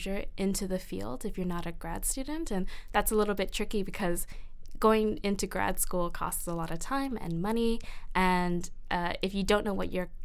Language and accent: English; Canada; a second-generation Vietnamese Canadian or Vietnamese settler